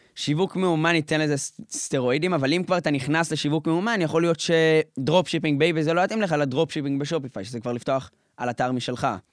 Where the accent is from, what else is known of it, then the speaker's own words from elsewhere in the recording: Jerusalem, Jerusalem District, Israel; משפחה ממוצעת, משפחה חרדית בירושלים